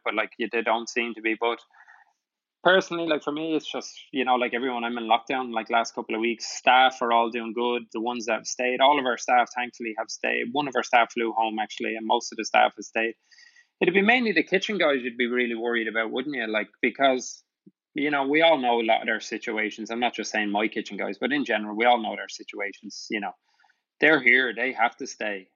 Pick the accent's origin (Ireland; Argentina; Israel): Ireland; now in New York City, United States; us as Irish